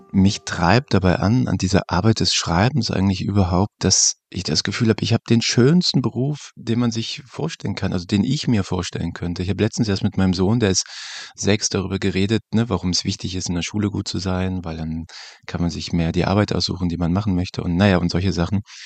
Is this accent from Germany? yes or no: yes; Germany; wir als äh, Deutsche